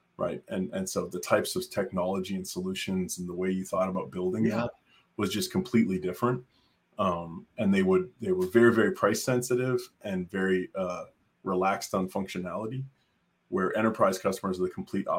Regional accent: Canada; moved away as an adult; now in Austin, United States; I grew up in Canada

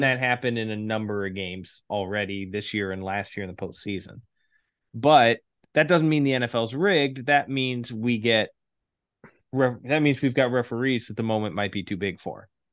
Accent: Detroit, Michigan, United States; coming to you live from my hometown, the Motor City, Detroit, Michigan

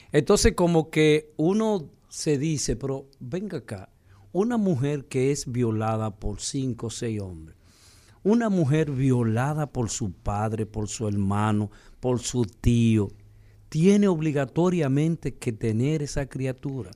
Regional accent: Dominican Republic; nosotros como dominicanos

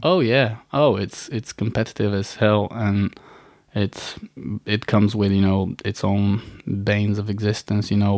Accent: Bulgaria; born or raised there; moved away

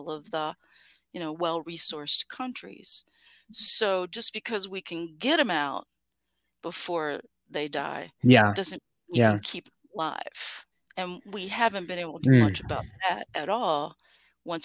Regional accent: Appalachia, United States; I grew up in Appalachia

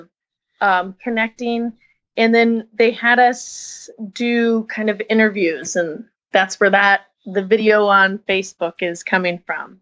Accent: Washington, United States; moved away as an adult; now in Petaluma, United States; I'm originally from Washington State. I've only been down here about 5 years

